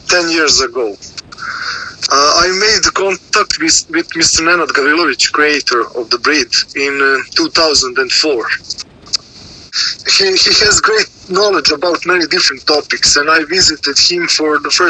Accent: Serbia; English is a second language; And I am from Serbia.

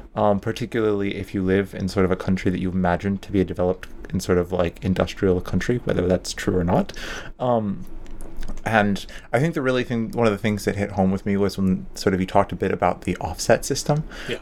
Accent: United States; I'm American

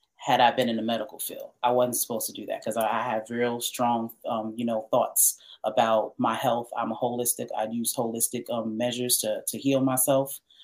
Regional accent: New York City, New York, United States; also born or lived in Pennsylvania; I'm from New York.

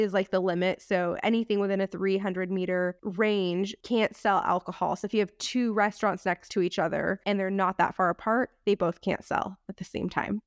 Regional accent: United States; we're American

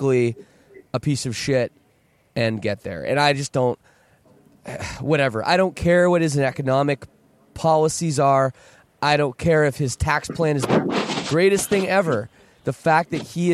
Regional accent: Canada; I'm Canadian

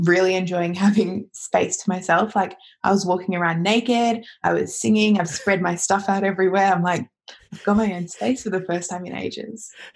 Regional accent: Australia; moved away; as an Australian

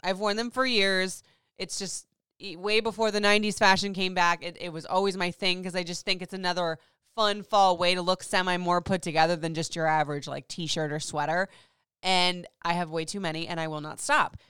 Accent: Florida, United States; moved away; I grew up in Florida, so it was hot and hotter

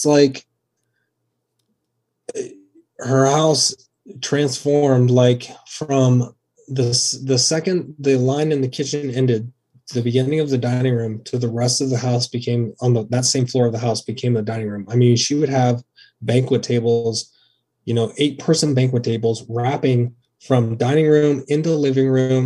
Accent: Athens, Ohio, United States; moved away as an adult; also born or lived in Lewis County, Kentucky; now in Columbus, United States; I was actually raised in Athens, Ohio, and I'm from Northern Kentucky, Lewis County, Kentucky

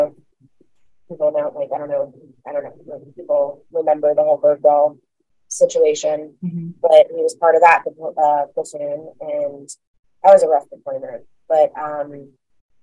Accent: New Jersey, United States; moved away; I'm originally from New Jersey

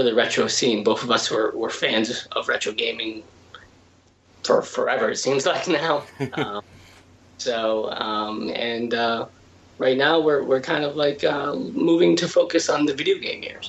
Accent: Connecticut, United States; I'm from Connecticut as well

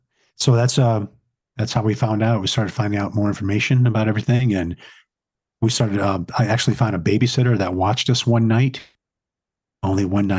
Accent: Atlantic City, New Jersey, United States; He had a barbershop on the boardwalk in Atlantic City. I'm from Atlantic City.

